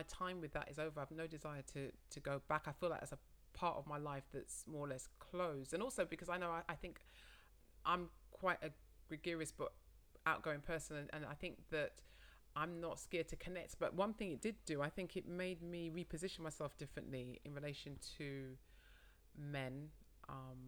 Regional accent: London, United Kingdom; I said I was from London

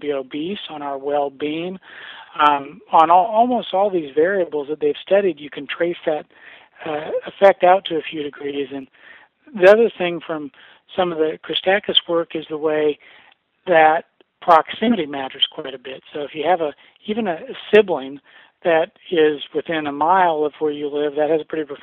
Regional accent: Nebraska, United States; growing up in the Midwest in Nebraska

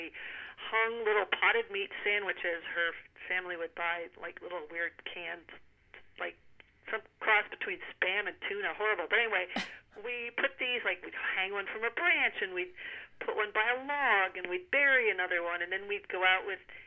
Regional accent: Hanover, New Hampshire, United States; I grew up in Hanover, New Hampshire, which is where Dartmouth College is

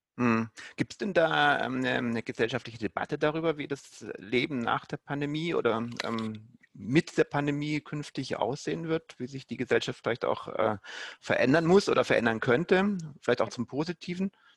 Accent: Germany; bei uns in Deutschland

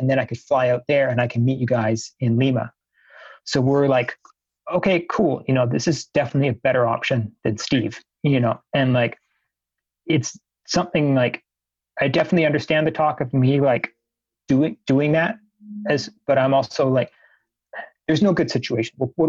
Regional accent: Canada; basically it was like to get into Brazil as a Canadian at the time, you needed to have your plane tickets bought before you could even apply for a visa.

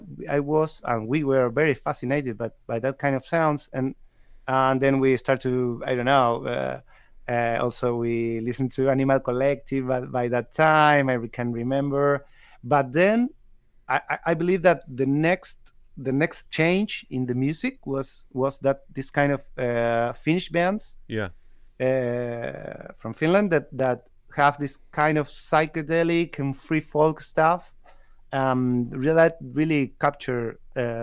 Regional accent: San Juan, Argentina; English is a second language; moved away as an adult; now in Córdoba, Argentina; I was born in San Juan. It's a city that is West Argentina

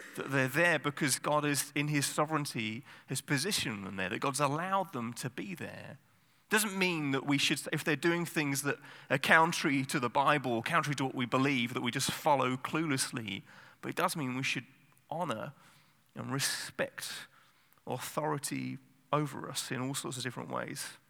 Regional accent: England, United Kingdom; I'm English

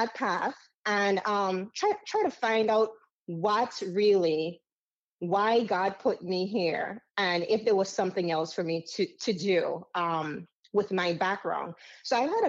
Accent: U.S. Virgin Islands; accent: Caribbean; moved away; also born or lived in Dominica; I grew up in America's paradise, which we call the U.S. Virgin Islands.

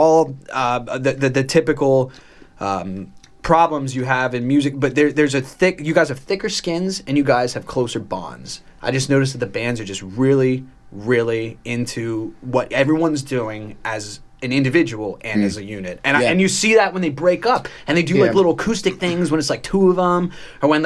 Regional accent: Pennsylvania, United States; also born or lived in Baltimore, Maryland; I was educated all in Pennsylvania through college

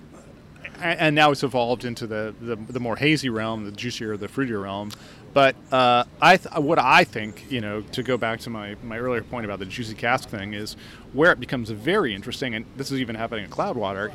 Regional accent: Oregon, United States; my home state of Oregon

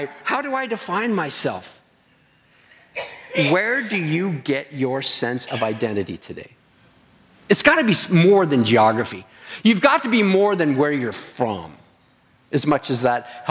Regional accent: Stratford, Ontario, Canada; moved away as an adult; now in British Columbia, Canada; I'm from Stratford.

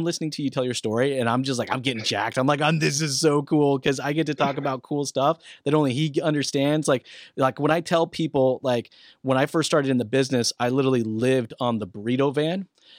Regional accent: Boise, Idaho, United States; born there; also born or lived in Albuquerque / Rio Rancho; So I was born in Boise, Idaho, but my dad worked for a small little company called Intel. At that point in time, it was small. All right. And I lived in Albuquerque, New Mexico, Rio Rancho.

